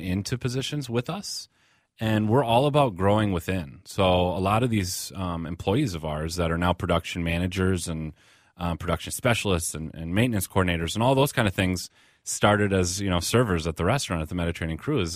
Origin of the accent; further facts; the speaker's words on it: Burnsville, Minnesota, United States; we're also Minnesotans. Like, I grew up here, you know, I'm, I'm a Midwesterner